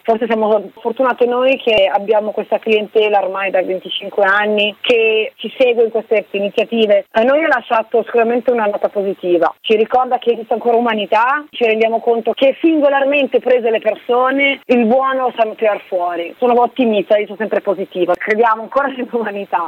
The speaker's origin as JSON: {"language": "Italian", "town": "Milan", "region": "Lombardy", "country": "Italy", "said": "noi siamo di Milano"}